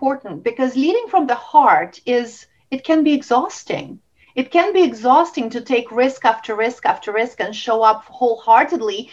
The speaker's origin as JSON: {"language": "English", "country": "Russia", "tie": "born or raised there", "moved": "yes", "said": "I grew up in Russia"}